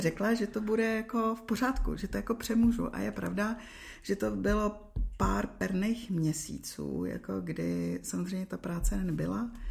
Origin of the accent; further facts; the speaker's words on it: Czechia; moved away as an adult; also born or lived in Dubai; pak jsem se vrátila zpátky do Čech